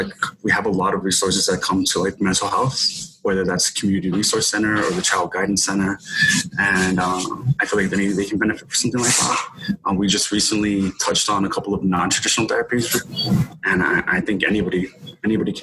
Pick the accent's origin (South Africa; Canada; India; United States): United States; El Paso, Texas; I was born and raised here in El Paso